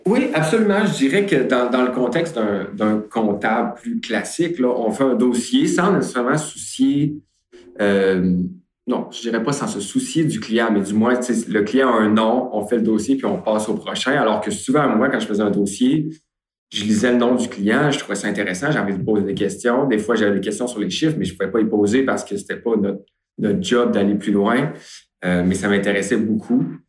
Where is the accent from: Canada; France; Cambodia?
Canada; Beauce, Quebec; je suis originaire de la Beauce